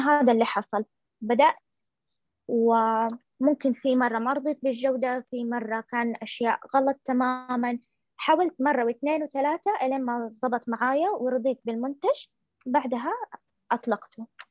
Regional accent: Saudi Arabia; عندنا في السعوديه

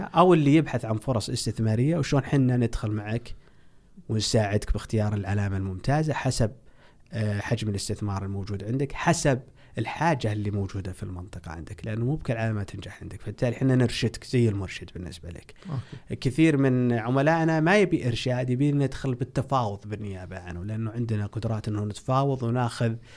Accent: Saudi Arabia; احنا عندنا في السعودية

